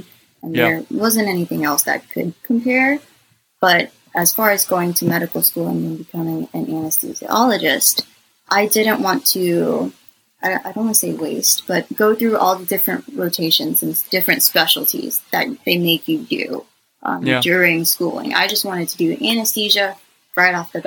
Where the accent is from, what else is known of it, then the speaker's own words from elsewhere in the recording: Los Angeles, California, United States; now in Georgia, United States; I was born in California, in Los Angeles, and all my family's over there